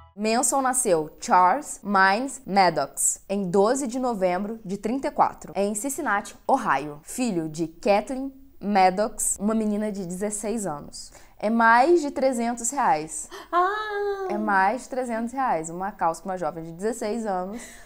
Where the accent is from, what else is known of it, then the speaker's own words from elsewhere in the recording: Brazil; eu cresci no Brasil